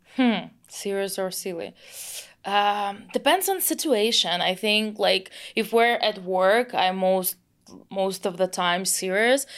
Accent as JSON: {"language": "English", "region": "Moscow", "country": "Russia", "tie": "born or raised there", "second_language": "English", "moved": "as an adult", "lives_now": "San Francisco, United States", "said": "I grew up in Moscow, uh, in Russia"}